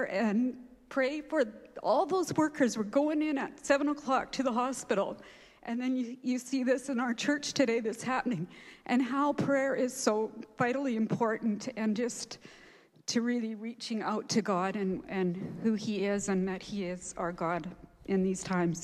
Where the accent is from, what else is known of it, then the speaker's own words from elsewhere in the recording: Abbotsford, British Columbia, Canada; I grew up in Sumas Prairie on a family dairy farm.